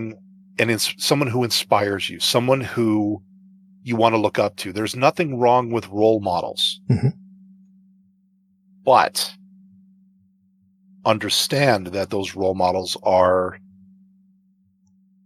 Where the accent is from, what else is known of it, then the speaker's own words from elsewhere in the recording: Canada; I'm not a Canadian.